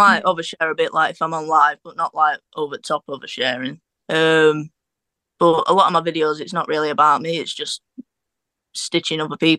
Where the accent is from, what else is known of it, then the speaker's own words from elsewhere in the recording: Rotherham, Yorkshire and the Humber, United Kingdom; Rotherham, like Sheffield area.